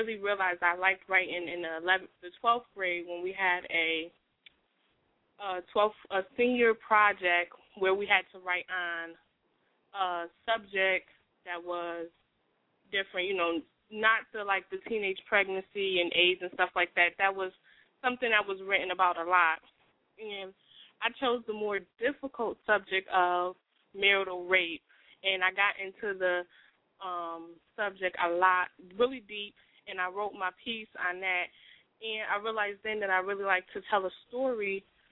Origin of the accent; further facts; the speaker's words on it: Bridgeport, Connecticut, United States; moved away as an adult; now in Concord, United States; I'm from Bridgeport, Connecticut. Lived there most of my life